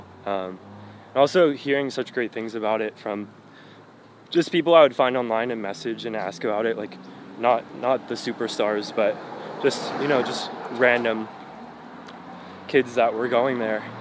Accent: Palm Beach, Florida, United States; now in Miami, United States; I grew up in Palm Beach, which is an hour and a half away

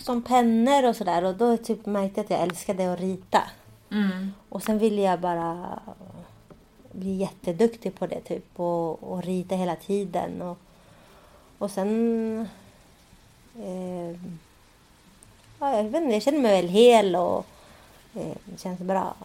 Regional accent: Sweden; jag är ju uppväxt i Sverige

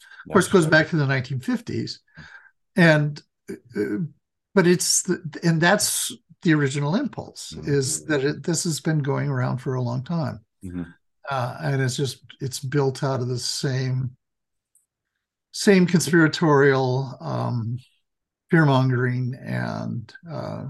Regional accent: Idaho, United States; in Idaho, in my home state.

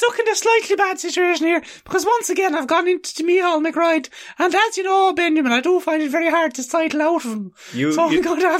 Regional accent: Mullingar, Leinster, Ireland; Very good, yeah. I'm from Mullingar, you know.

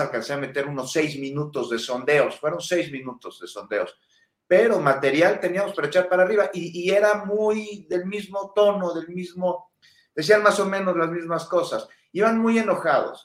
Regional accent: Mexico; todos somos mexicanos

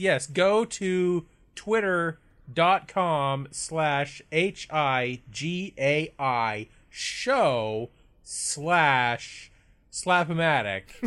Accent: Canada; we are Canadian

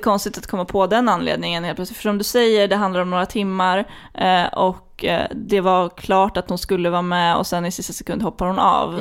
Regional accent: Flen, Södermanland, Sweden; jag kommer ju från Flen

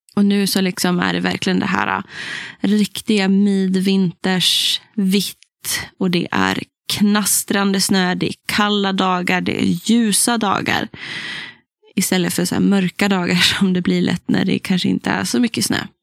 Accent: Västernorrland County, Sweden; där jag har vuxit upp i liksom Ådalen, Ångermanland

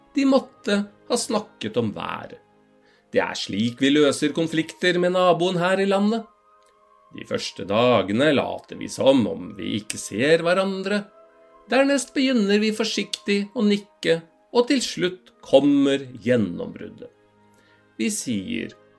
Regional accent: Norway

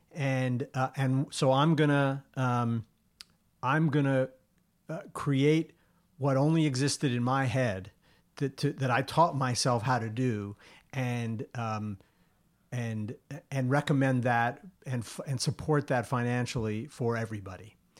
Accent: Long Island, New York, United States; the place that I grew up on Long Island

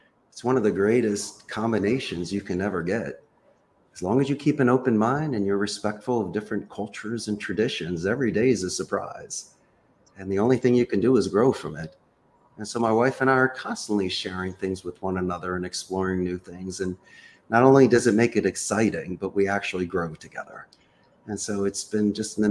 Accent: Philadelphia, Pennsylvania, United States; now in Costa Rica; I currently reside in beautiful, sunny Central America, but I'm originally from Northeast Philadelphia.

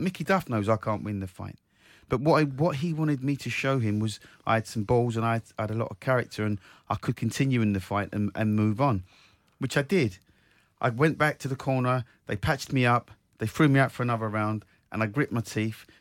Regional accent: Croydon, London, United Kingdom; my hometown, South Croydon

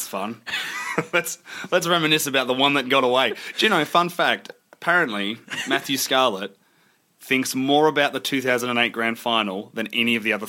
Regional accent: Geelong, Victoria, Australia; And I love Geelong. I'm from Geelong. I love Geelong.

